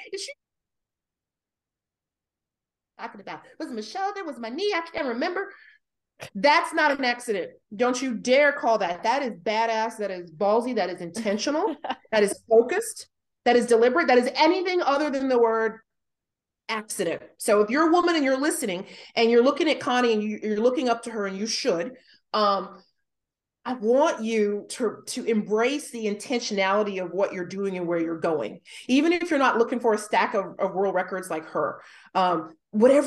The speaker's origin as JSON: {"language": "English", "country": "United States", "moved": "yes", "lives_now": "Australia", "said": "I'm an American currently living in Australia"}